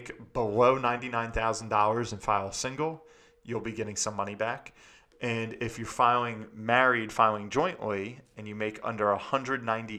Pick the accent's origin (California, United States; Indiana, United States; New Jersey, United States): New Jersey, United States; here in my home state in New Jersey